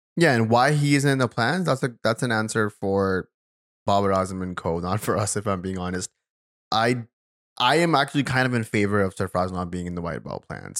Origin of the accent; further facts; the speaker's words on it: Karachi, Sindh, Pakistan; I'm also from Karachi